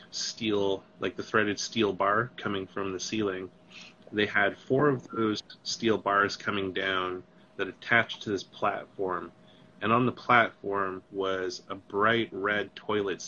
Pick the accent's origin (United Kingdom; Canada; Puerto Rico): Canada; Kimberley, British Columbia; now in Vancouver, Canada; I grew up in Kimberley, this little tiny mountain in the Coonies.